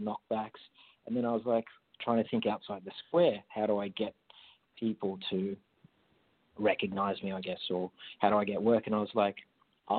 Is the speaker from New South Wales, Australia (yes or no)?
yes; Jindabyne, New South Wales, Australia; accent: Australian; I grew up in a farm in country New okay. South Wales, a small town called Jindabyne